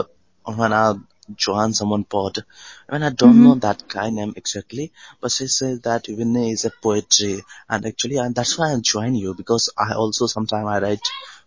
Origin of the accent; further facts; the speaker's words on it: Delhi, India; I'm from Delhi.